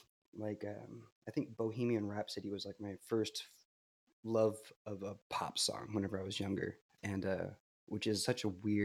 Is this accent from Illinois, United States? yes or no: no; Manteca, California, United States; also born or lived in Stockton; I am from Manteca, Stockton